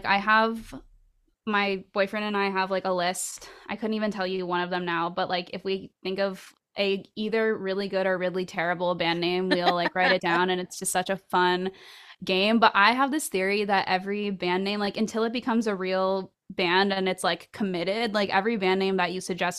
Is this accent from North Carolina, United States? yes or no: no; Orlando, Florida, United States; But yeah, growing up in Orlando, the music scene there, I feel like it was a small but very dedicated pool.